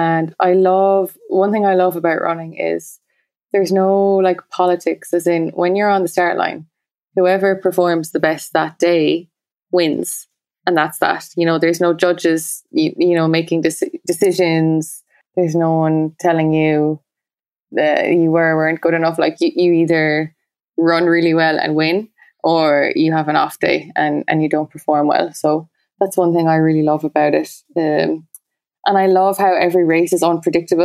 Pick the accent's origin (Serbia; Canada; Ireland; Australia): Ireland; Munster; born or raised there